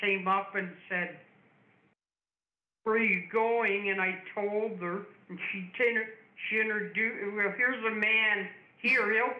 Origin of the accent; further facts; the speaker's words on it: London, Ontario, Canada; also born or lived in Hamilton; I was born and I grew up in London, Ontario.